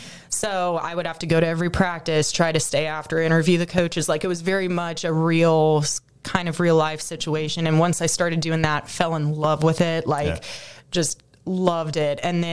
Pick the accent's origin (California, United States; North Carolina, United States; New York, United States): California, United States; San Diego; moved away as an adult; also born or lived in Beaumont, Texas; now in Charleston, United States; growing up in San Diego where nothing ever happens and it's 75 and sunny every day.